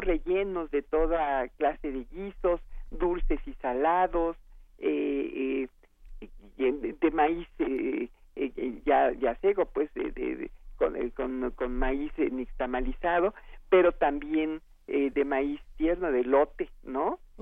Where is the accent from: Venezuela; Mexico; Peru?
Mexico; somos los mexicanos